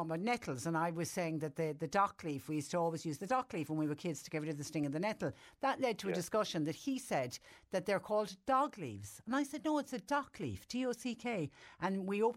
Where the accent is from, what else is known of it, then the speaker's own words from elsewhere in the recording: Clonmel, Munster, Ireland; my hometown of Clonmel